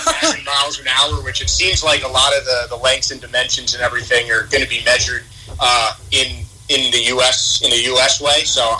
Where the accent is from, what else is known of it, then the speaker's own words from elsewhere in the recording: New York City, New York, United States; moved away as an adult; now in Melbourne, Australia; I'm from New York originally